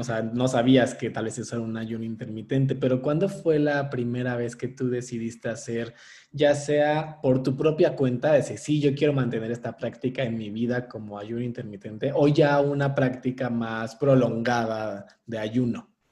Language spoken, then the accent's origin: Spanish; Mexico; nosotros como mexicanos